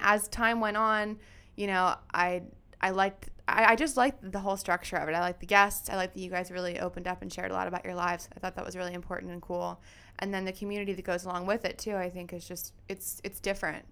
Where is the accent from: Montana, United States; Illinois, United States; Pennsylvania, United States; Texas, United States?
Pennsylvania, United States; Lansdale; also born or lived in Philadelphia, Pennsylvania; I am born and raised in Lansdale, Pennsylvania